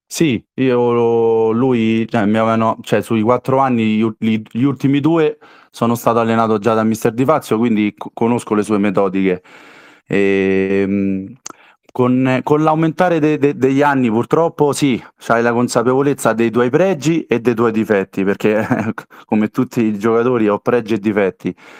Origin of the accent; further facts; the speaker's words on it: Castelli Romani, Lazio, Italy; io sono dei Castelli e ho giocato ci 4 anni a Genzano